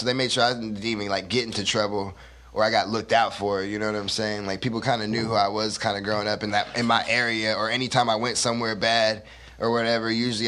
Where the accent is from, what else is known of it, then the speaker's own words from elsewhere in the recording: Stockton, California, United States; also born or lived in Fontana, California / Indiana; I grew up in Stockton. I was born in Fontana, California